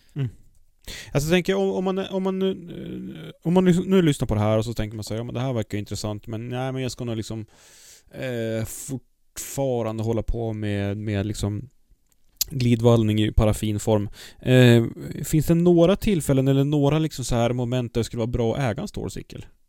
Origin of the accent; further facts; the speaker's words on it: Kramfors, Västernorrland County, Sweden; moved away; när jag bodde i Kramfors och körde. Jag är född i Kramfors